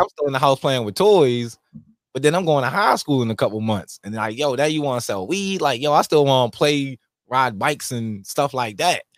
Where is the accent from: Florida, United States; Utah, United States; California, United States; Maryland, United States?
Maryland, United States; Baltimore; Growing up in Baltimore, it was fun